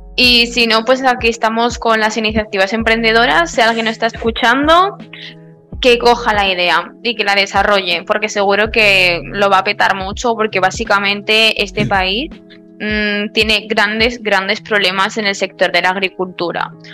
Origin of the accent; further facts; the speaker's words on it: Spain; yo soy española, yo vivo en España